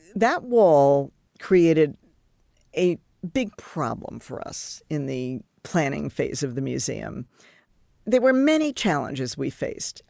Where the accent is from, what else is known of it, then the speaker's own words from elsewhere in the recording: Long Island, New York, United States; moved away; I grew up on Long Island